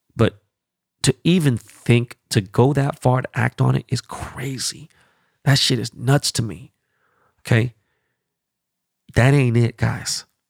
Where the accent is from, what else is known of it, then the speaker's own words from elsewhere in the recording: United States; As an American